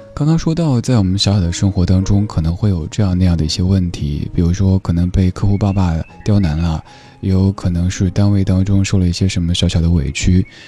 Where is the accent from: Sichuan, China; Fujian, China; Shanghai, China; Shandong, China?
Sichuan, China; moved away; 我老家四川那边儿的那种乐观的人生态度